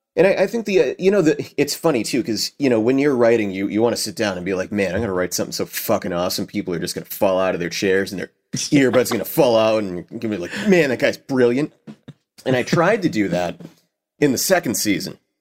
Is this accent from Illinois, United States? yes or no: no; Boston, Massachusetts, United States; Cheers, which I love 'cause it's, you know, based in my hometown